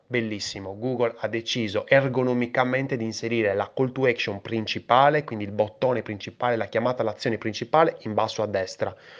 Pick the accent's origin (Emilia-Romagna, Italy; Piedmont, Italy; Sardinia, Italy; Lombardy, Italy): Sardinia, Italy; io sono sardo